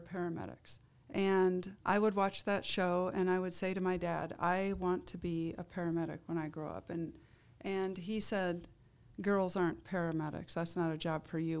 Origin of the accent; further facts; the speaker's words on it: Iowa, United States; I grew up in Iowa